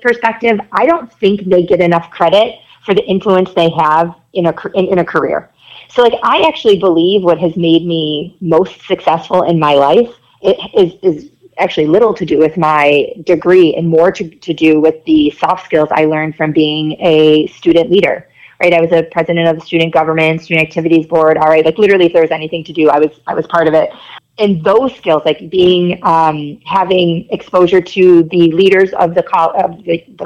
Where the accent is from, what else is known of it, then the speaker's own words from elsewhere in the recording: Rochester, New York, United States; moved away as an adult; I grew up in Rochester, lived there my whole life